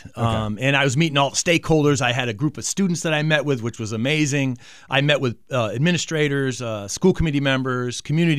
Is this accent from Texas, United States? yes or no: no; Manchester, Connecticut, United States; That's correct. I grew up in Manchester, Connecticut, went to East Catholic, played football at UMass.